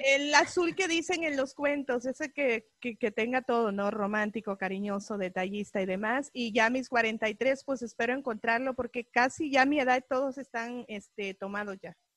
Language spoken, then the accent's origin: Spanish; El Salvador; now in Los Angeles, United States; salvadoreña, eh, vivo 25 años aquí en este país